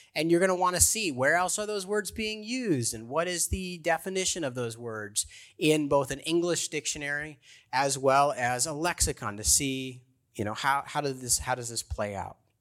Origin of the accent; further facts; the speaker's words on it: Baltimore, Maryland, United States; I'm from Baltimore